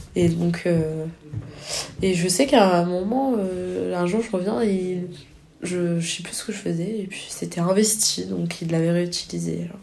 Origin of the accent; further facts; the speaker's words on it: France; je viens je viens de la France